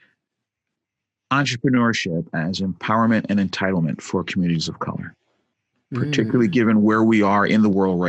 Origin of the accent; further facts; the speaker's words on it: New York City, New York, United States; moved away; also born or lived in Jersey Shore, New Jersey; I'm a New Yorker. I was born and raised in Brooklyn.